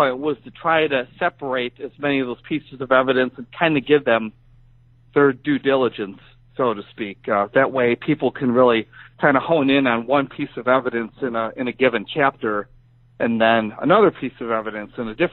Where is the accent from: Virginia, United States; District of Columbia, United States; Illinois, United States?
Illinois, United States; Joliet; also born or lived in Wisconsin; came back to Illinois and took a new job in online journalism back in my hometown area of Joliet.